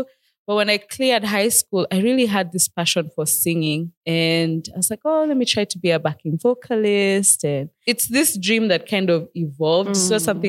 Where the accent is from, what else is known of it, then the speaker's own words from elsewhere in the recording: Nairobi, Kenya; I was born and raised in Nairobi, Kenya. Mini Manziwa, Nairobi.